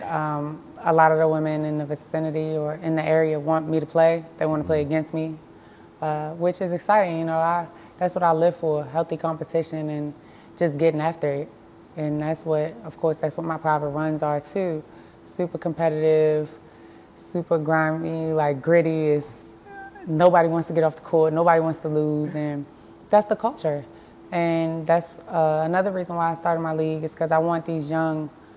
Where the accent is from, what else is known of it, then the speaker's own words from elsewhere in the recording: Baltimore, Maryland, United States; born and raised in Baltimore